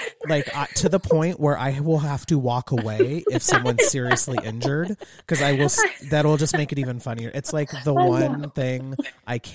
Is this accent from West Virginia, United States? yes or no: no; Southern California, United States; I grew up in Southern California